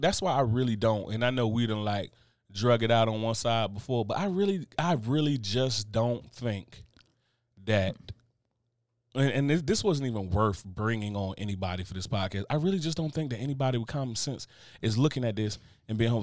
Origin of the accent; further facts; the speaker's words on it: United States; I come from the tri-state area